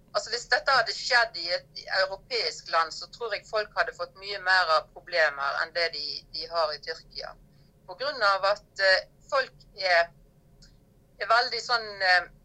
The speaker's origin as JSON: {"language": "Norwegian", "country": "Norway", "moved": "as an adult", "lives_now": "Cappadocia, Turkey", "said": "jobba hjemme i Norge"}